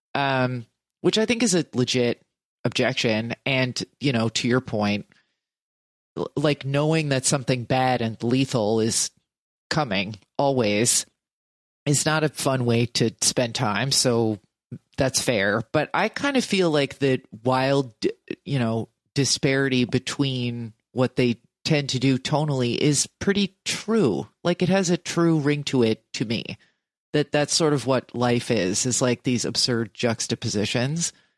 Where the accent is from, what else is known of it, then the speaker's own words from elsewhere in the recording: New Jersey, United States; I'm from New Jersey